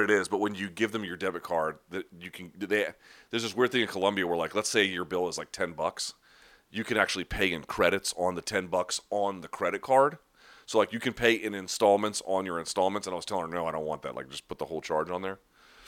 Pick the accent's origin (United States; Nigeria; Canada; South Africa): United States; accent: American; my accent obviously sounds like I'm American. But I'd never been told that my accent was bad. Like, I'm not fooling anybody about where I'm from